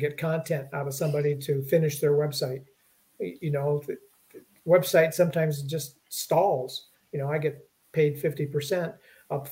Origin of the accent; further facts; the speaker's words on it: Detroit, Michigan, United States; I grew up in Detroit